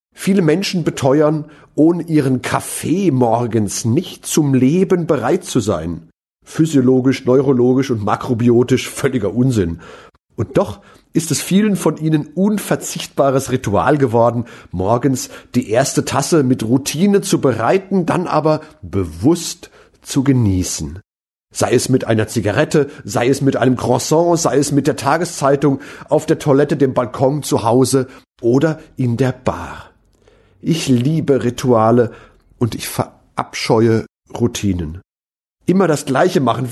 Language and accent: German; Mainz, Rhineland-Palatinate, Germany; meine Heimatstadt Mainz